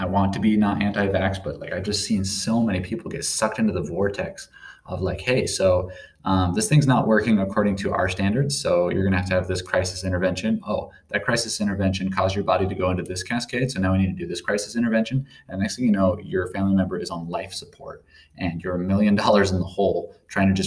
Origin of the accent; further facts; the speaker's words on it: Sandpoint, Idaho, United States; moved away; the city of Sandpoint. That's the town I grew up